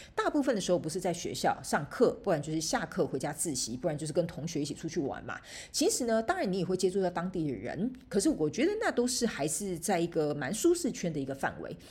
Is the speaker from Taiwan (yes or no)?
yes; Taiwan; moved away as an adult; now in Canada; 我以前呢，在台湾，反正我们在台湾就是讲中文嘛